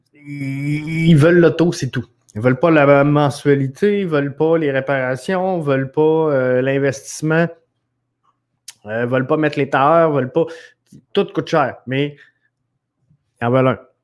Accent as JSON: {"language": "French", "town": "Quebec City", "region": "Quebec", "country": "Canada", "said": "originairement, je viens de, de Neuchâtel. Alors, euh, c'est, euh, mon petit, euh, patelin à moi"}